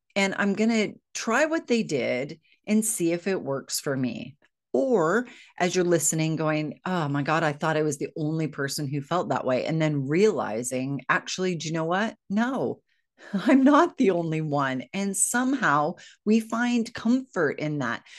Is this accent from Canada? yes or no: no; United States; moved away as an adult; now in United Kingdom; I'm American. I know I live in the UK